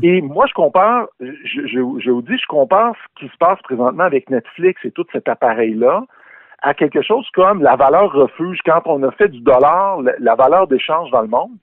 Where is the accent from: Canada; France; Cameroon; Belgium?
Canada; Quebec; notre histoire québécoise